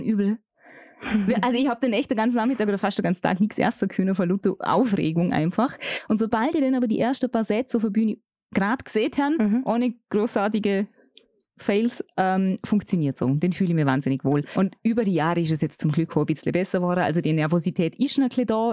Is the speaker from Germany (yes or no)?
no; Vorarlberg, Austria; bei uns im Ländle